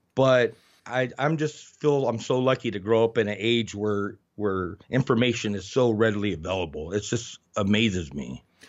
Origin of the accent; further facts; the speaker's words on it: Oracle, Arizona, United States; also born or lived in Tucson, Arizona / Nevada; I grew up out here in a rural area